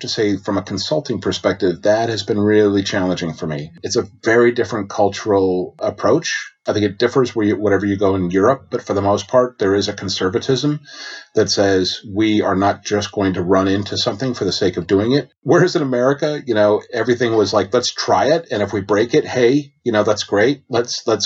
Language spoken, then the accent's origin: English; United States; moved away as an adult; now in United Kingdom; being an American